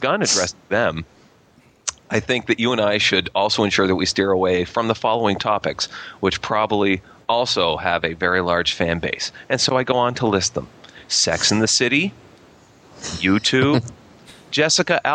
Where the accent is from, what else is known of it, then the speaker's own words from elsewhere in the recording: Canada; I'm Canadian